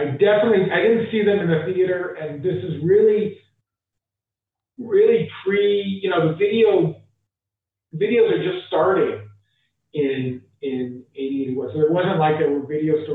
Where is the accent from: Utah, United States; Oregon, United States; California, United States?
California, United States; Los Angeles; Born and raised in Los Angeles, with the Fairfax